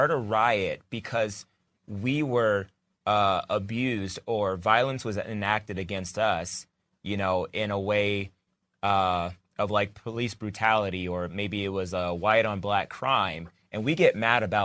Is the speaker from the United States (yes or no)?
yes; United States; I'm an American.